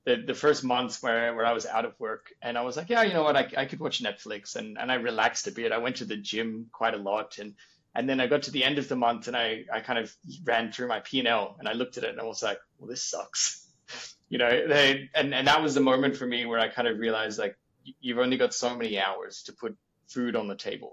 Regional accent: Australia; moved away; being an Australian from basically the bottom of the world working with a Danish company

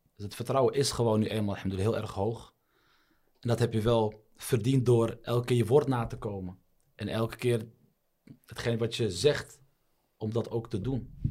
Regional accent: Netherlands; also born or lived in Morocco; Ik ben in Nederland geboren

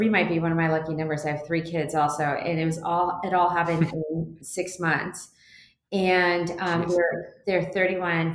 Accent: Seattle, Washington, United States; I'm from Seattle

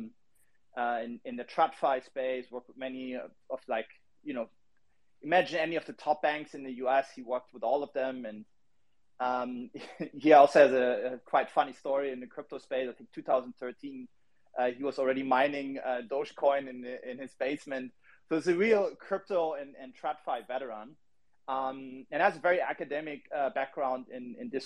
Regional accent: Berlin, Germany; I'm from Berlin

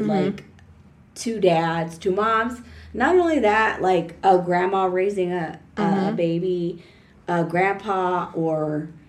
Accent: San Antonio, Texas, United States; I'm from San Antonio.

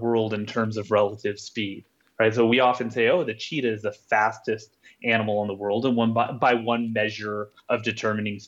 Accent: Salt Lake City, Utah, United States; here in my hometown of Salt Lake City

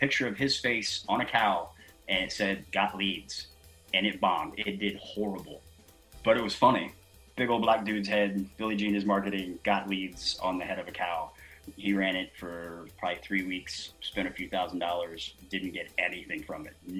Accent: Cincinnati-Dayton area, Ohio, United States; I'm actually from the Cincinnati-Dayton area

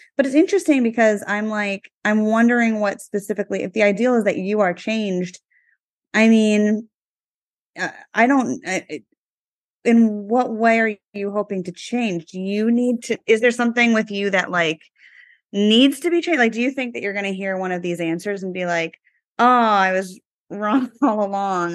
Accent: East Coast, United States; moved away; I was growing up on the East Coast back in high school.

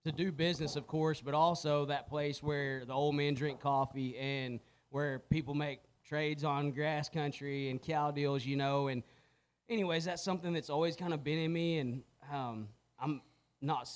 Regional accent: Anson, Texas, United States; moved away as an adult; now in Albany, United States; growing up in Anson, man, we farmed

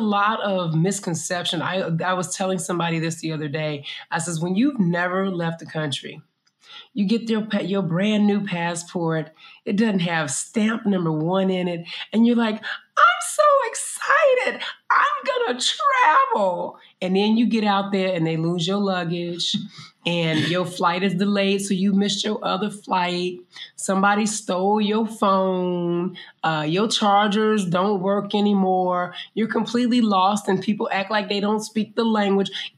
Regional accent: United States; moved away as an adult; in the States, again, we as Black people, we learned to shift

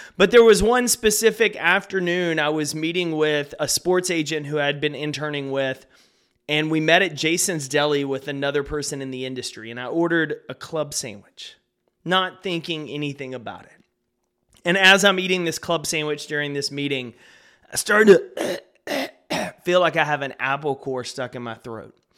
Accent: Texas, United States; I grew up here in Texas

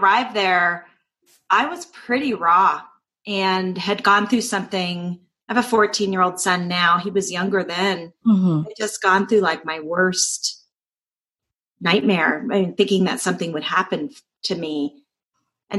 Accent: Doraville, Georgia, United States; accent: Southern; I was raised in Doraville, Georgia. So this is in the southern part of the United States

